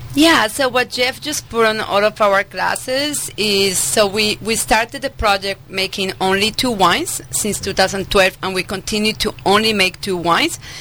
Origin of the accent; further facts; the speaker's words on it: Medellín, Antioquia, Colombia; English is a second language; moved away as an adult; also born or lived in France / Sonoma County, California; now in California, United States; I was actually born and raised in Medellin, Colombia, in South America